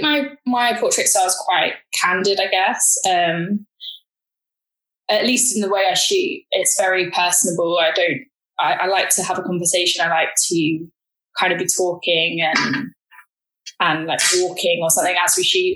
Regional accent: London, United Kingdom; I grew up in South London

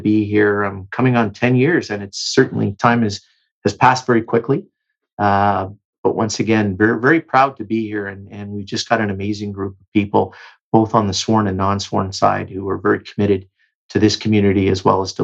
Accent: Delta, British Columbia, Canada; moved away; My formative years were spent in the Lower Mainland in BC. It was, again, a great place to grow up. The community that I grew up in Delta

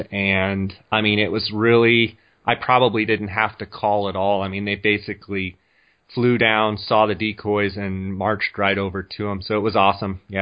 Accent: Scottsdale, Arizona, United States; I am actually in my hometown right now in Scottsdale, Arizona. Uh, Scottsdale is a suburb of Phoenix, about, uh, well, they're connected now, but it's on the north side of Phoenix.

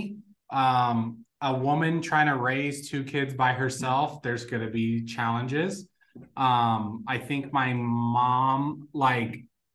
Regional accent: Las Vegas, Nevada, United States; first language Spanish; English is a second language; also born or lived in Puerto Rico; I actually was born in Puerto Rico and then moved to Las Vegas when I was like 5

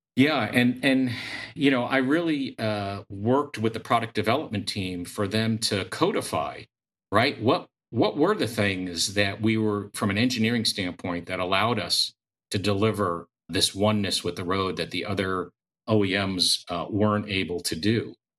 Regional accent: United States; I grew up in the New York, New Jersey area.

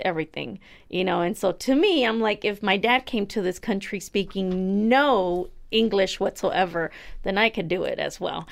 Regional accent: United States; I was born here myself

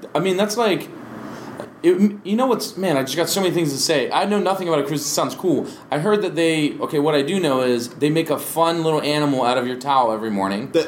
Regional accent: Maryland, United States; now in Hawaii, United States; I'm from Maryland

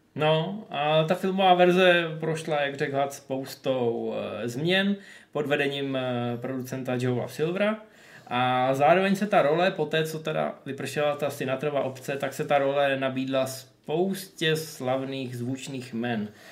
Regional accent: the Far North, northern Czech Republic, Czechia; u nás na Dálném severu

